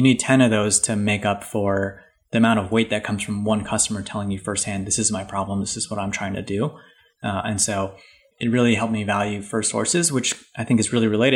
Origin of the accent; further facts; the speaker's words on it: Hawaii, United States; moved away; also born or lived in Boston; I wrote for a paper back home. I'm from Hawaii